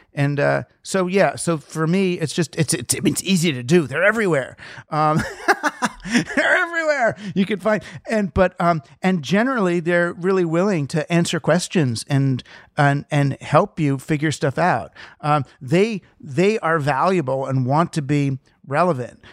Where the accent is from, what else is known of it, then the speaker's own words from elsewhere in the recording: New York, United States; I'm from New York